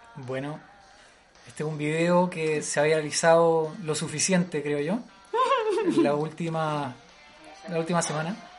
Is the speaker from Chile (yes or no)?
yes; Chile; aquí en Chile